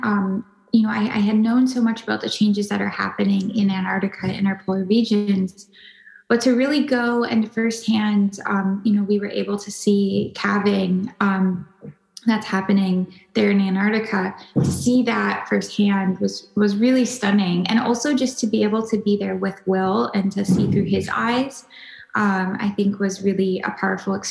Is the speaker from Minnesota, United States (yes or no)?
yes; Minnesota, United States; growing up in Minnesota